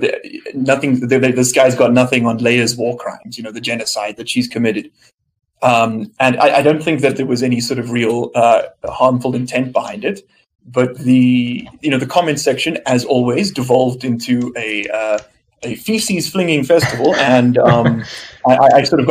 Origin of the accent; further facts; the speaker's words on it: South Africa; moved away as an adult; now in Geneva, Switzerland; I'm from South Africa, like Emilio